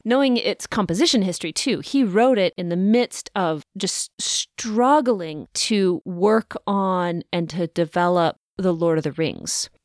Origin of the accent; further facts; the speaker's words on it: the West, United States; I grew up in the West